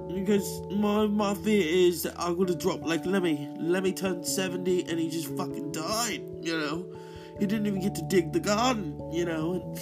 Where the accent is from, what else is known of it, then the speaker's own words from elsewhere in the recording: Birmingham, West Midlands, United Kingdom; when I was growing up in Astor, Birmingham, in England, I wanted to be